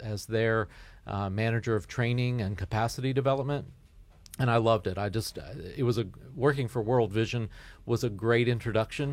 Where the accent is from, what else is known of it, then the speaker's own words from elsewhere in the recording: Fairmont, West Virginia, United States; I, am from West Virginia. My parents both grew up in, in New Martinsville. Um, and um, I was born in Fairmont.